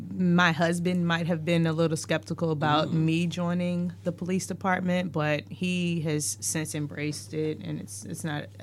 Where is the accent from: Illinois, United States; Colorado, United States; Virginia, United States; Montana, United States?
Virginia, United States; Chesterfield County; I am from Chesterfield.